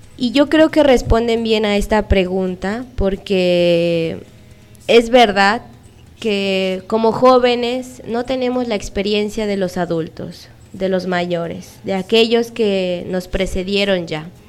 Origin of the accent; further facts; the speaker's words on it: Mexico; moved away as an adult; now in Peru; soy una misionera, soy mexicana. Y aquí en Perú tengo casi ocho años